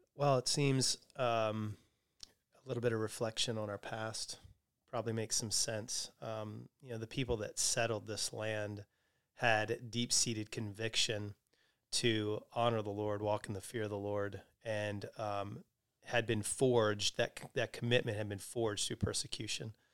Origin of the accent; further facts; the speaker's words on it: Lancaster, Pennsylvania, United States; I grew up in Lancaster, which is known for being really works, uh, oriented.